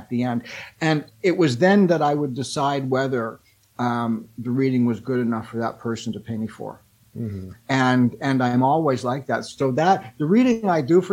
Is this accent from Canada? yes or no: yes; Canada; I'm a Canadian